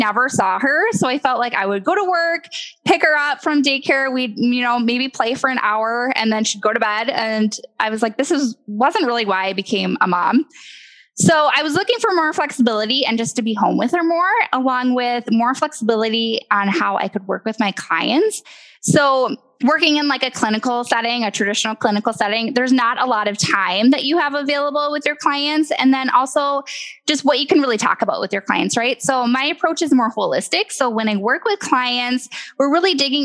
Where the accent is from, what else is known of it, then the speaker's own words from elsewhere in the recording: Midwest, United States; I was born and raised in the Midwest